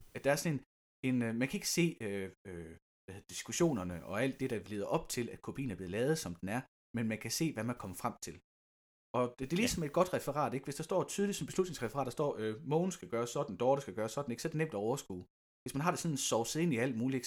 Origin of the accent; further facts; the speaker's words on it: Lystrup, Central Denmark Region, Denmark; der, hvor jeg kommer fra i Lystrup